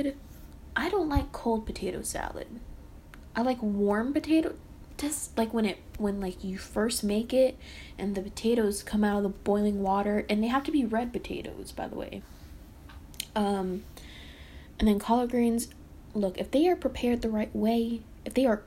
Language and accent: English; the South, United States; I was born in the South.